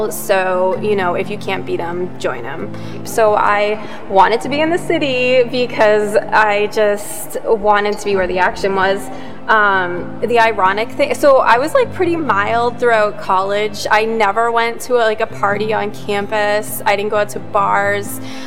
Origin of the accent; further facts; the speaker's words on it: Yarmouth, Massachusetts, United States; also born or lived in Mashpee, Massachusetts; I'm originally from Yarmouth, but I live in Mashpee now